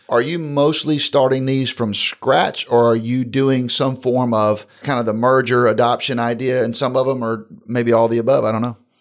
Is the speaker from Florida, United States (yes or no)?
yes; Jacksonville, Florida, United States; moved away; Jacksonville's my hometown